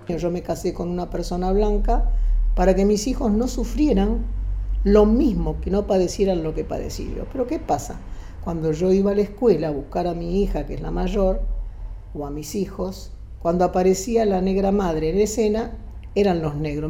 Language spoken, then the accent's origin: Spanish; Argentina; yo soy más argentina que él